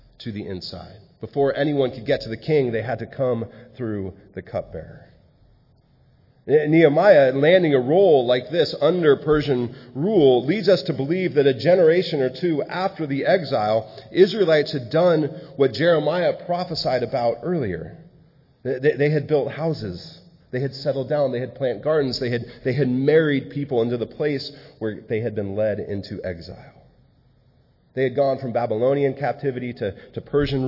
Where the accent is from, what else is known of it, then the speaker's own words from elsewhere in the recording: San Diego, California, United States; moved away as an adult; also born or lived in Malawi; I was born and raised in San Diego and now live up here